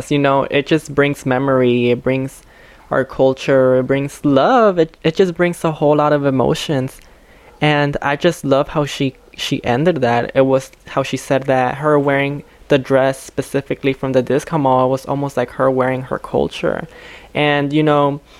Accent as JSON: {"language": "English", "town": "Chicago", "region": "Illinois", "country": "United States", "tie": "born or raised there", "said": "I wasn't raised in Pilsen. I was raised here in Little Village, but I was aware of Pilsen and I was aware of like its you know Mexican culture or Latinx culture"}